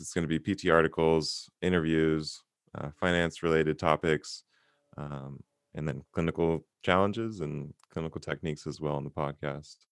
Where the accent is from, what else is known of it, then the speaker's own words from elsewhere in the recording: Santa Monica, California, United States; born and raised in Santa Monica, California